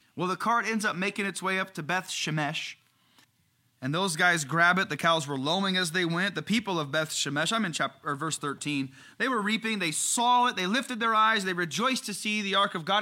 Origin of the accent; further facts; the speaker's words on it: Darlington, Indiana, United States; I grew up in Darlington, Indiana. It's a little suburb of Crawfordsville.